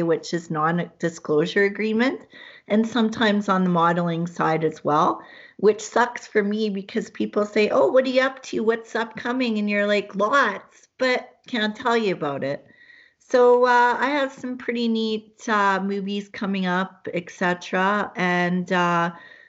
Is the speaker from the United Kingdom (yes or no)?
no; Hamilton, Ontario, Canada; moved away; I was born in Hamilton, Ontario